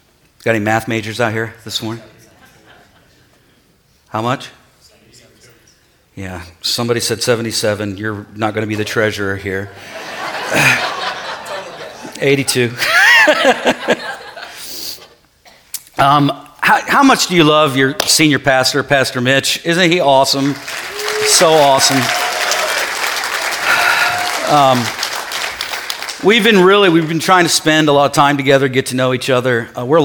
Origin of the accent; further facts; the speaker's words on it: Ohio, United States; I'm from Ohio